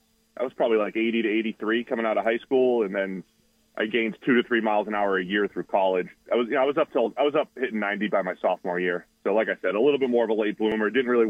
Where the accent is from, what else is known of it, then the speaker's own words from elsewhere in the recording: suburbs of Boston, Massachusetts, United States; moved away; Boston area, suburbs of Boston.